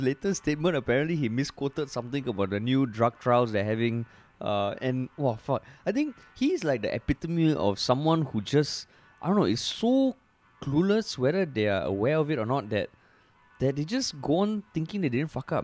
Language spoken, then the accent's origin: English; Singapore; we're Singaporean, you're Singaporean